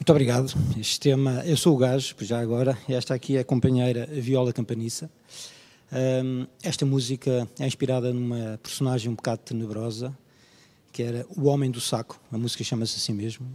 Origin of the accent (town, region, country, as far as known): Portugal; born or raised there